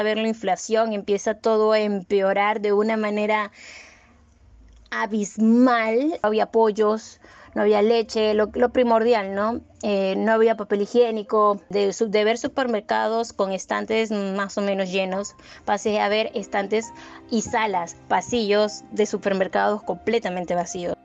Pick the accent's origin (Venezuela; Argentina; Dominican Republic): Venezuela; moved away as an adult; now in Peru; cuando yo me fui de Venezuela